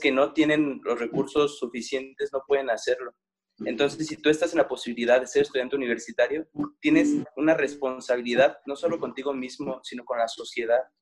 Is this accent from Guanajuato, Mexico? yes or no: yes; Guanajuato, Mexico; yo soy del estado de Guanajuato, entonces para, para Michoacán yo soy un foráneo, porque soy de otro estado